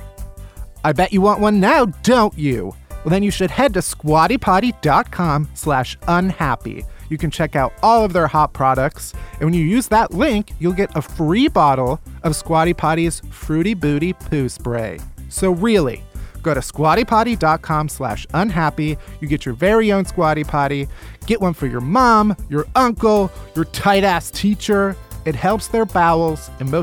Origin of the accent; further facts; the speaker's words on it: Chicago, Illinois, United States; I grew up in Chicago